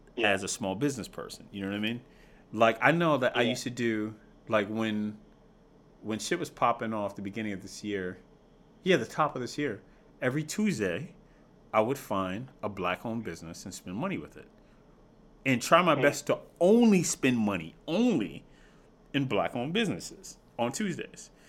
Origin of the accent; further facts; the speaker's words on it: United States; we have to look out for Americans, right? more specifically, right? Because we're American